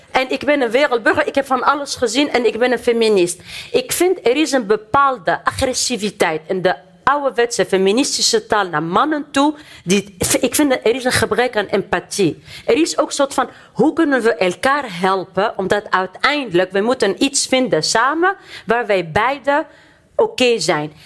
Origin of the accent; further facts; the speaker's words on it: Tunisia; now in Netherlands; ik kom uit Tunesië, uit Noord-Afrika. Ik ben opgegroeid in islamitische cultuur.